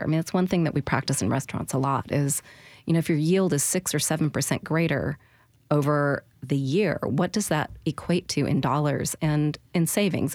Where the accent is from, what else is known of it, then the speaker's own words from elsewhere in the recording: the Northwest, Pacific Northwest, United States; now in Nashville, United States; I grew up in the Northwest